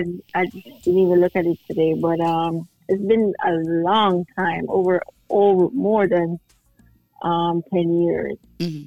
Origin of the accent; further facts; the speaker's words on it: Plainfield, New Jersey, United States; But I'm originally from Plainfield